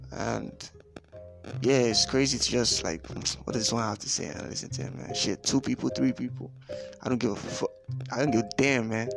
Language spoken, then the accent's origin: English; Lagos, Nigeria; Born and bred in Lagos